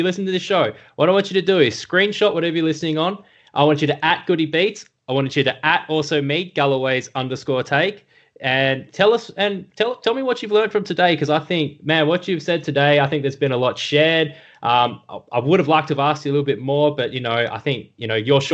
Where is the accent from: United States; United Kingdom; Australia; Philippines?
Australia; As an Australian